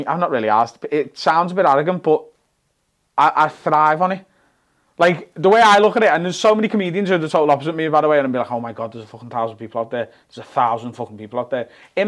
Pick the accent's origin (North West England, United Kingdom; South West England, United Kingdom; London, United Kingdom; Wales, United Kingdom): North West England, United Kingdom; Liverpool; I always did an hour solo show in Liverpool every year